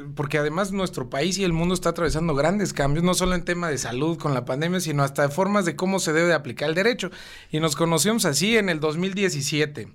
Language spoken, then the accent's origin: Spanish; Cuernavaca, Morelos, Mexico; also born or lived in Mexico City; yo llegué a vivir a Cuernavaca en el año 2000, tenía 10 años.